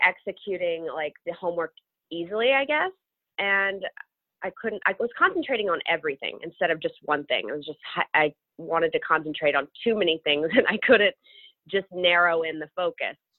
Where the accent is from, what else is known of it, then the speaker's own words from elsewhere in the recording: Memphis, Tennessee, United States; moved away as an adult; also born or lived in Manhattan, New York; now in New York, United States; growing up in Memphis was awesome. You know, the home of the blues